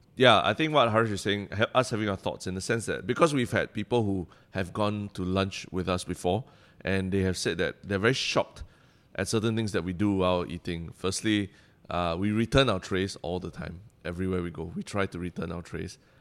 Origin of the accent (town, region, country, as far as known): Singapore